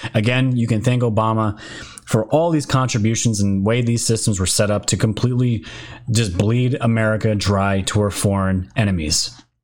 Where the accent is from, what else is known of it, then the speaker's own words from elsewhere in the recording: New York, United States; I am from New York.